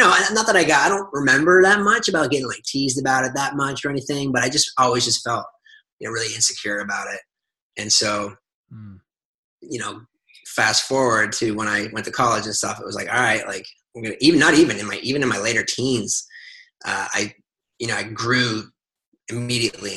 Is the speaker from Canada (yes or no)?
yes; Nova Scotia, Canada; moved away as an adult; now in New York City, United States; I grew up in Nova Scotia in Canada